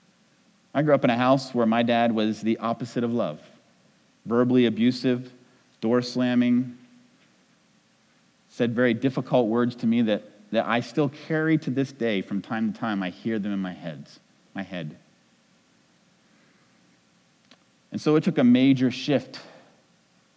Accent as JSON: {"language": "English", "region": "New England", "country": "United States", "said": "I'm from New England"}